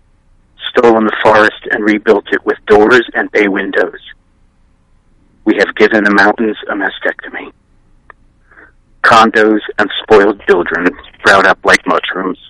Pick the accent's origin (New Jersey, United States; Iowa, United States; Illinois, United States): New Jersey, United States; moved away as an adult; also born or lived in San Francisco, California; I grew up in New Jersey. I moved out to San Francisco when I was 26.